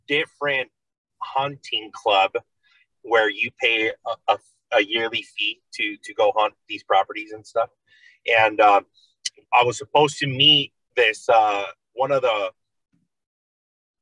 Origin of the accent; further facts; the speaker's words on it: Oxnard, California, United States; I am from California, Oxnard, California